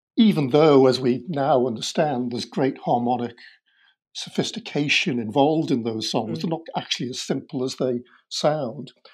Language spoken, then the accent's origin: English; Liverpool, North West England, United Kingdom; growing up in Liverpool in uh, the sixties